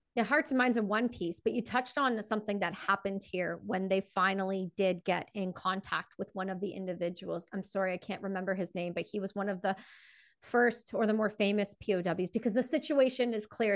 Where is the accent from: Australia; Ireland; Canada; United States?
Canada; I'm Canadian, and I I'm full, I'm full on a all the way Canadian.